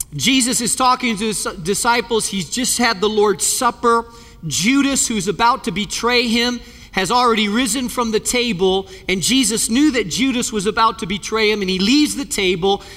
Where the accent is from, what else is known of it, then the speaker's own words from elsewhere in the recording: Spain; moved away; I grew up in Spain